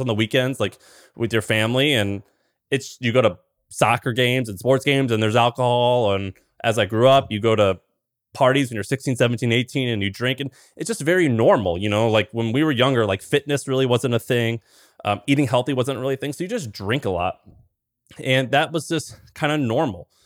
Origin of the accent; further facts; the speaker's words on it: Missouri, United States; I grew up in Missouri